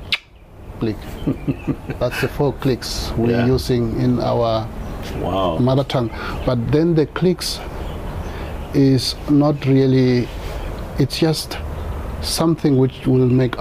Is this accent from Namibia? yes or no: yes; Namibia; first language Damara; English is a second language; I grew up with my Damara family, with my grandfather who adopted me